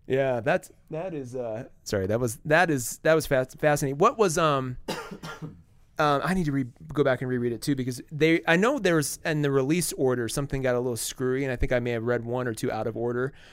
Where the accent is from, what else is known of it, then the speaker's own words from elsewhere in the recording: South Dakota, United States; now in Colorado Springs, United States; I grew up in Wausau, South Dakota